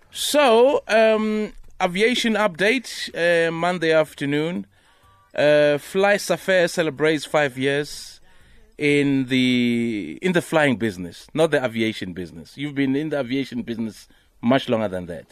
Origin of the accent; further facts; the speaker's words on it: Limpopo, South Africa; I'm from Limpopo.